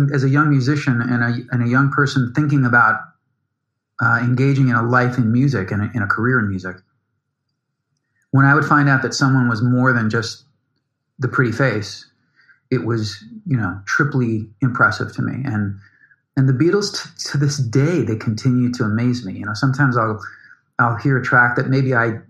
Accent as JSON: {"language": "English", "town": "Chicago", "region": "Illinois", "country": "United States", "tie": "born or raised there", "said": "I grew up in Chicago"}